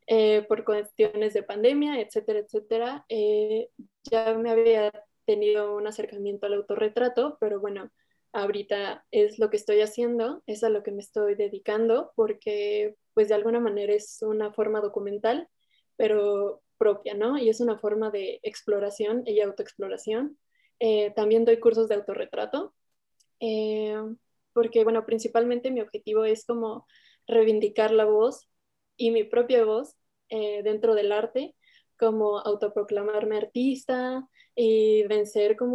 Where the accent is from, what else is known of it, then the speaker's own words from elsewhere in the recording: Toluca, State of Mexico, Mexico; yo tengo 24 años, soy de, de Toluca, del Estado de México.